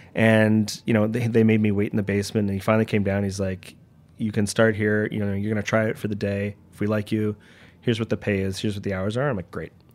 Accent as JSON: {"language": "English", "town": "Toronto", "region": "Ontario", "country": "Canada", "tie": "born or raised there", "moved": "as an adult", "lives_now": "New York, United States"}